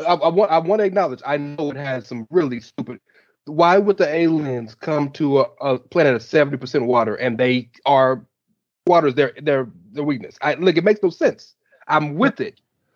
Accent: the South, United States; I'm from the South

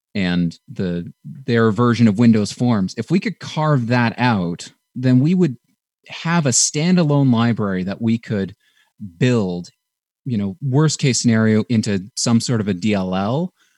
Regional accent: Canada; we're from Canada

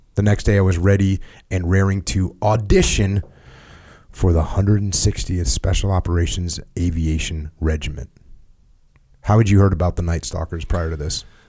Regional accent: Connecticut and Maine, New England, United States; moved away; I grew up in Connecticut and Maine

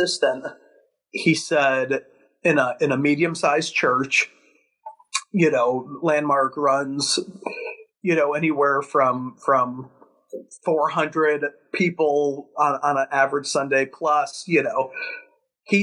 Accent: Chicago, Illinois, United States; Born and raised in Chicago

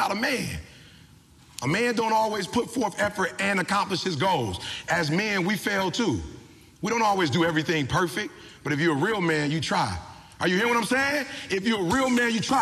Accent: Detroit, Michigan, United States

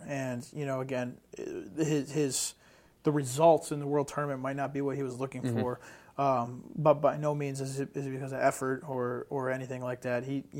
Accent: Northeast, United States; you know, I'm from the Northeast, so I take a liking to him.

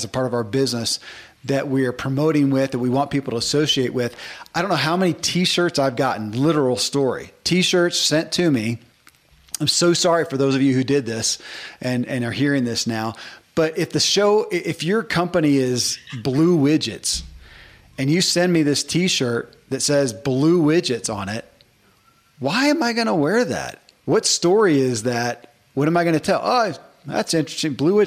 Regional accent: the South, United States; I grew up in the South, man, and half the guys at my school had a John Deere cap.

